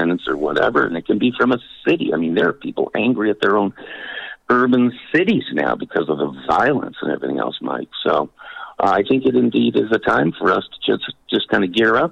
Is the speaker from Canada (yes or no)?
yes; Canada; I was raised in Canada